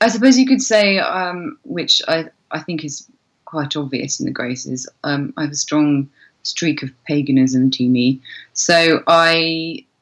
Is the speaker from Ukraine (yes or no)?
no; Cornwall, South West England, United Kingdom; where I grew up in Cornwall has a very, very pagan roots.